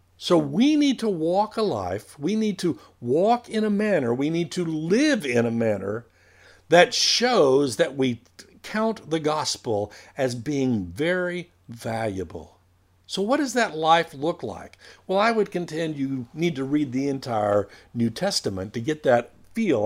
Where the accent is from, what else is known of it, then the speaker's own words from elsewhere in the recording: United States; we were raised in America